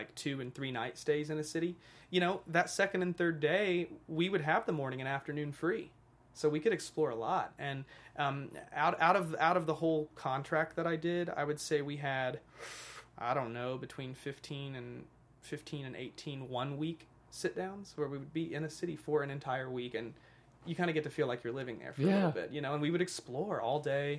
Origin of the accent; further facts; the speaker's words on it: United States; also born or lived in Arkansas / Missouri; now in Los Angeles, United States; I grew up in Arkansas and Missouri